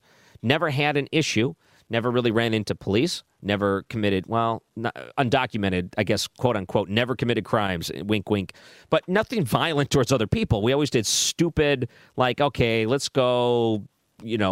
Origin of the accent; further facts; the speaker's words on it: outside Detroit, Michigan, United States; I grew up outside Detroit